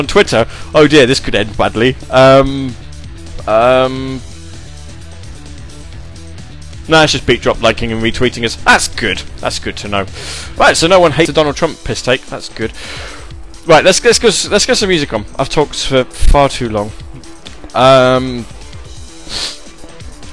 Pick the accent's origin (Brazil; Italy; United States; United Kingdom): United Kingdom; I'm British and not American